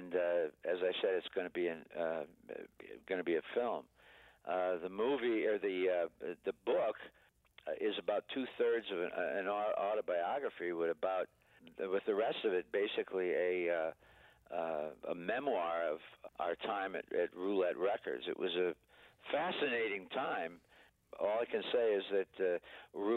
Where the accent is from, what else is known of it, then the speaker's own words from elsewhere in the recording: Niles, Michigan, United States; my hometown of Niles, Michigan